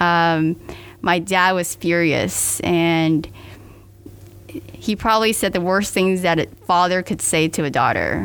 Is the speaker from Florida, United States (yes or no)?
yes; Miami, Florida, United States; I was born and raised in Miami